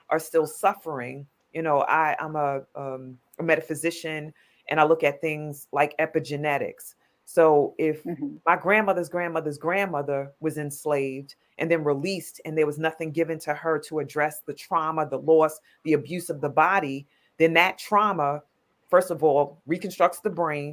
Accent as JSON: {"language": "English", "town": "New York City", "region": "New York", "country": "United States", "said": "I'm a New Yorker"}